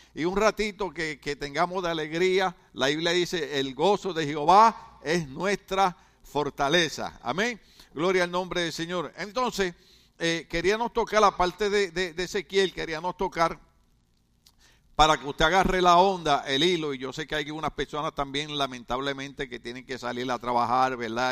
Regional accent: Puerto Rico; moved away as an adult; now in California, United States; nosotros somos boricuas

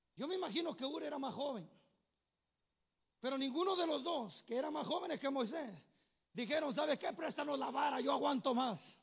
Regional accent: Tenextepango, Morelos, Mexico; moved away; allá del pueblo donde somos, que se llama Tenextepango, Morelos

